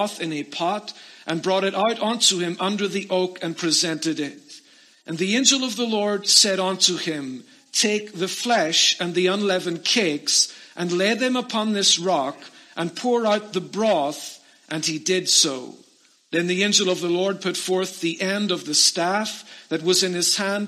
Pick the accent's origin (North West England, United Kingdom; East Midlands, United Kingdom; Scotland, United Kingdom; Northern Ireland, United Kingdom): Northern Ireland, United Kingdom; moved away as an adult; I came to America from Northern Ireland, where I was born, was to attend Penview Bible Institute